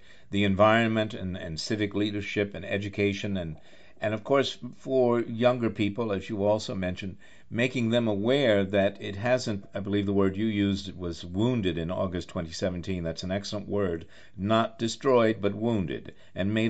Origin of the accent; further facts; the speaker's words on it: New York City, New York, United States; also born or lived in Charlottesville, Virginia; I'm a New Yorker, and I'm in New York and D.C. more often than not